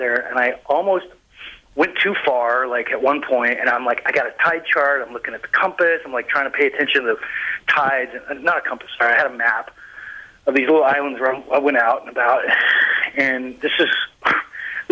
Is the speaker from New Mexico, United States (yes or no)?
no; Colorado, United States; moved away; also born or lived in Denver / Vermont; I grew up in Colorado, so I was in the mountains all the time when I was a kid